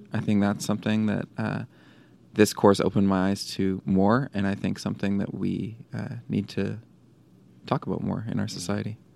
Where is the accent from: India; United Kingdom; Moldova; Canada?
Canada; Vancouver, British Columbia; also born or lived in Cape Town, South Africa; grew up around this community, and uh, I'm from Vancouver